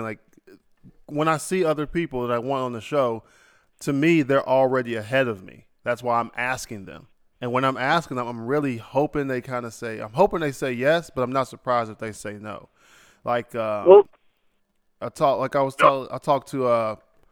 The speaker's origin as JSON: {"language": "English", "region": "Ohio", "country": "United States", "said": "I'm from Ohio"}